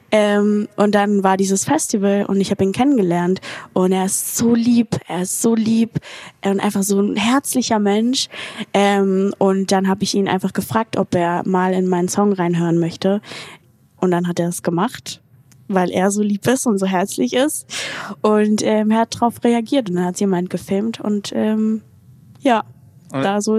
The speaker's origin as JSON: {"language": "German", "town": "Mannheim", "region": "Baden-Württemberg", "country": "Germany", "said": "aus Mannheim."}